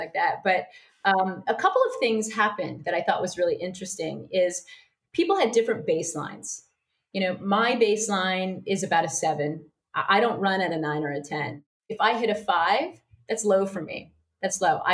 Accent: Iowa, United States; also born or lived in New York City; now in Sydney, Australia; I'm from Iowa

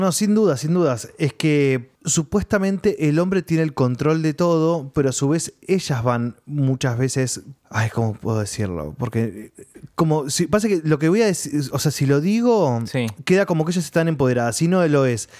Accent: Junín, Buenos Aires Province, Argentina; yo me acuerdo cuando era chiquito que caminaba por Capital, porque en Junín, en mi ciudad, ah, hubo cine, pero muy intermitente

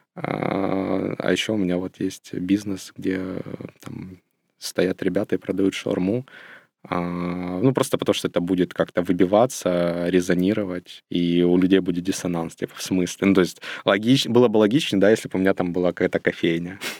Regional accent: Ukraine; я родился и вырос в Волчевске. Это не очень большой город, э, недалеко от Ростова, но это в Украине

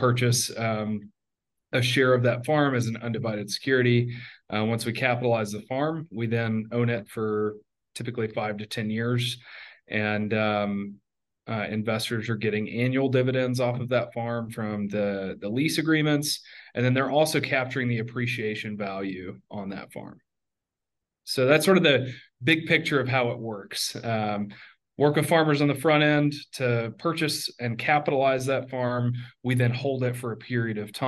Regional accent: Middle Tennessee, United States; also born or lived in Afghanistan / Iraq; I grew up in Middle Tennessee in the southern U.S.

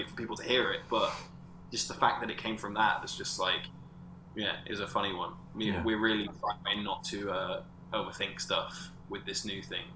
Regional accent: Corby, East Midlands, United Kingdom; I'm from Corby

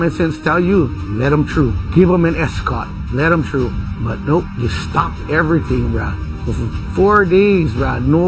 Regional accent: Molokai, Hawaii, United States; born and raised on Molokai

